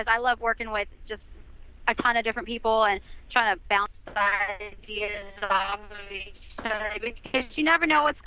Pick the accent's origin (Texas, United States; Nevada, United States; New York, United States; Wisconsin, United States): Texas, United States; I'm from Texas. I'm a Texas girl, and I'm in the Texas music market